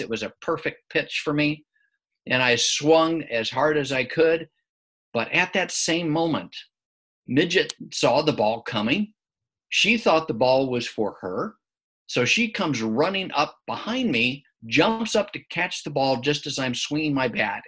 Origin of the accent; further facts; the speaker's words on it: Midwest, United States; growing up in the Midwest